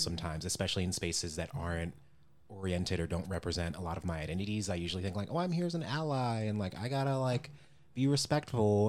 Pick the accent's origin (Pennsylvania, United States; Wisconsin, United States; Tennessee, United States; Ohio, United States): Ohio, United States; Cleveland; growing up in Cleveland